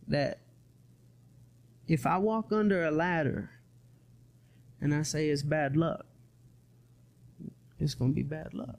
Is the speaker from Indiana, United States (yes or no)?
no; Atlanta, Georgia, United States; I'm from Atlanta